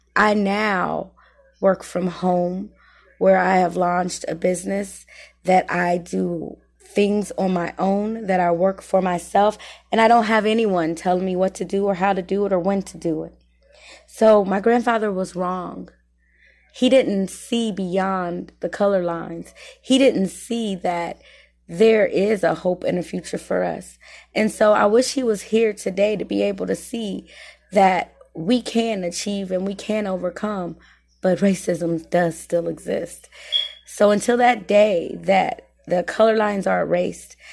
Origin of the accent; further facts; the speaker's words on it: Muncie, Indiana, United States; I was born and raised here in Muncie, Indiana